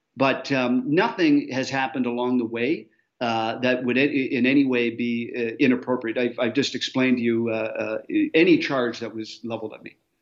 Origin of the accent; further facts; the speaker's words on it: Canada; I as a Canadian